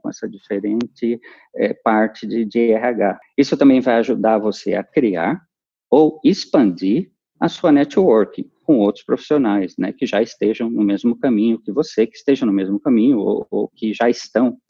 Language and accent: Portuguese; São Paulo, Brazil; sou paulistano